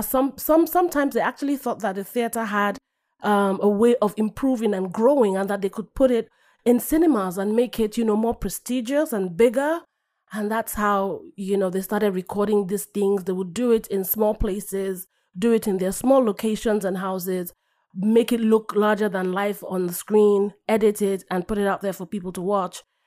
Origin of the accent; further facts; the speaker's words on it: Nigeria; moved away as an adult; now in United States; I'm originally from Nigeria.